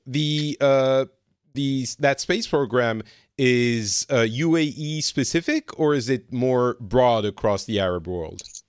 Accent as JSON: {"language": "English", "country": "France", "moved": "yes", "lives_now": "Finland", "said": "I am in Finland. I'm originally from France."}